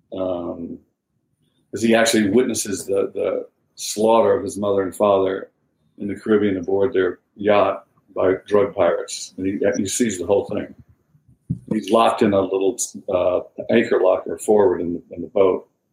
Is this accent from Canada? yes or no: no; the South, United States; now in Charleston, United States; I'm from the South. My dad's from South Carolina.